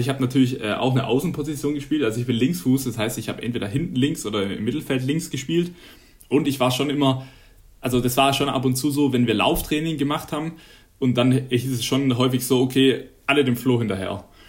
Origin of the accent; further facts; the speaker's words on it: Neckarwestheim, Baden-Württemberg, Germany; moved away as an adult; now in Konstanz, Germany; ich komme ja ursprünglich aus Nackerwestheim und war in Laufen ähm, auf der Schule